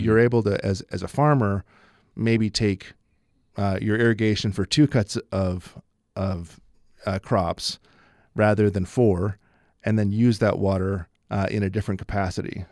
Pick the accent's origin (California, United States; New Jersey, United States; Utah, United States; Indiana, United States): Utah, United States; Logan; I grew up here in Logan